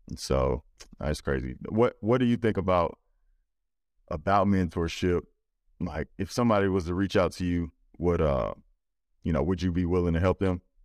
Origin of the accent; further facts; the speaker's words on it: Louisiana, United States; I'm from Louisiana